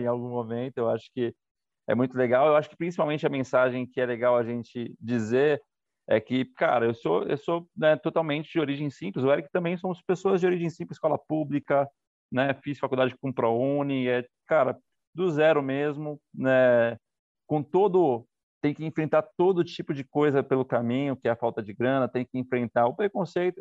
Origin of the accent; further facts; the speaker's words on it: São Paulo, Brazil; a gente é do fundo da Zona Leste.